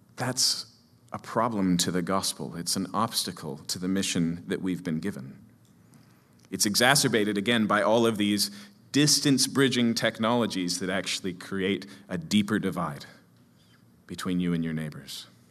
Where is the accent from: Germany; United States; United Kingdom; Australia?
United States; Seattle, Washington; I come from Capitol Hill, Seattle